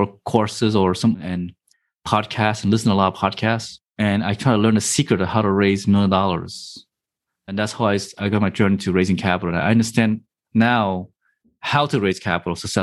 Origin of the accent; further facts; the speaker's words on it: New Jersey, United States; I was in my 20s, growing up in New Jersey